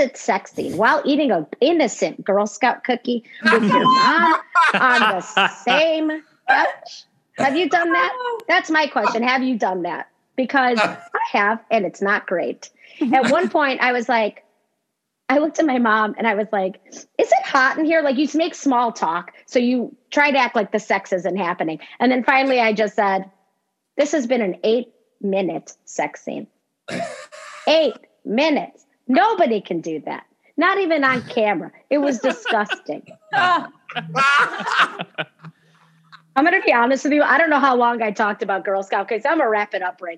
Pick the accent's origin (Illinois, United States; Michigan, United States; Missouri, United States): Illinois, United States; Chicago; I grew up in Chicago